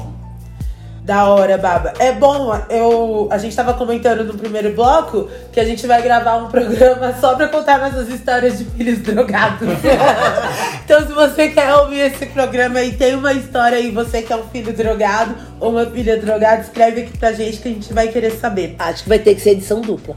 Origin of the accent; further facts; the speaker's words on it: Francisco Morato, São Paulo, Brazil; eu sou lá de Francisco Morato